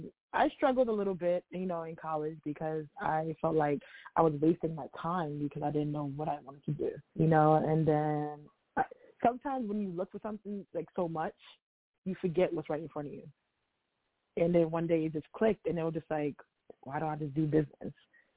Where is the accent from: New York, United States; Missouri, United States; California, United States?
New York, United States; New York City; I am born and raised in Harlem, New York.